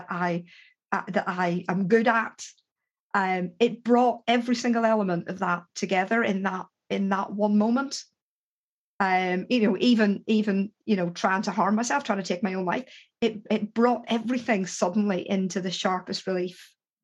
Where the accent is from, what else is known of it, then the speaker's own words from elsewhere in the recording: Ireland; I'm Irish